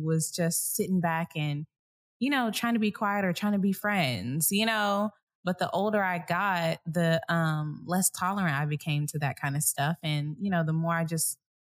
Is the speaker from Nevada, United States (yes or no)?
no; Dallas, Texas, United States; moved away; I'm from Dallas